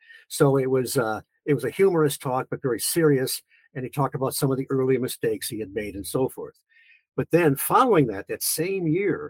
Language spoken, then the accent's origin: English; near the Detroit area, Michigan, United States; moved away as an adult; now in Point Pleasant, United States; I grew up in Michigan, near the Detroit area.